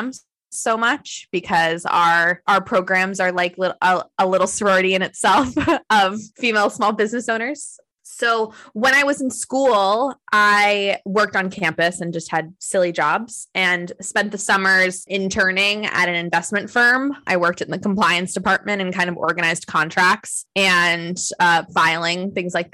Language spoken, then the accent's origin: English; South Florida, United States; also born or lived in Massachusetts; we moved to South Florida. And so I spent ages 11 to 18 in South Florida.